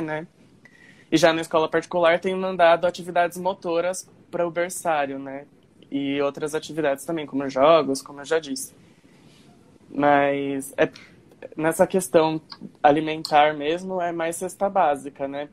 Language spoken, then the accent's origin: Portuguese; Guarulhos, São Paulo, Brazil; eu sou de Guarulhos, então Aí já fica mais fácil também com a minha escola antiga